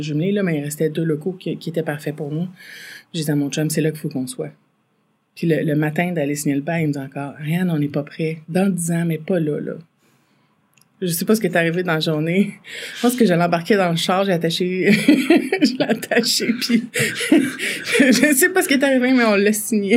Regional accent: Farnham, Quebec, Canada; viens de Farnham. Euh, en fait, euh, entre Farnham, entre puis Saint-Césaire, sur le, la rivière euh, Yamaska, en fait, j'étais euh, j'ai grandi sous le bord de la rivière Yamaska.

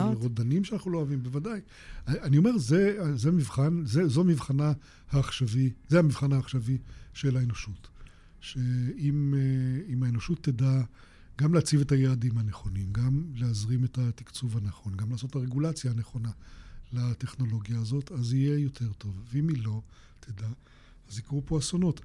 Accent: Israel; אני בן קיבוץ

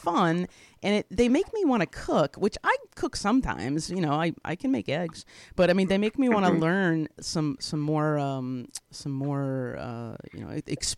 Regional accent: Indiana, United States; moved away; I grew up mm-hmm. very small town in Indiana

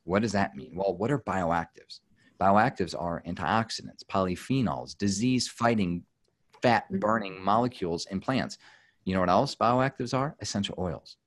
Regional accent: United States; as an American

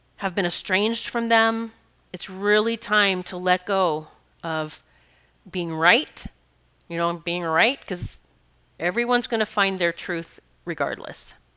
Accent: Rapid City, South Dakota, United States; I grew up in South Dakota, Rapid City, South Dakota. Black Hills were my playground.

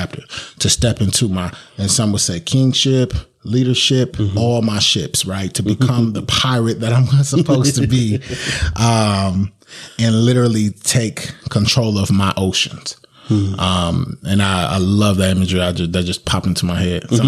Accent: Sacramento, California, United States; I grew up in Valley High

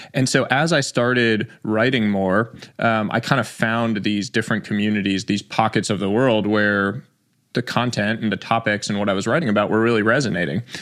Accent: New York City, New York, United States; I was born in New York City

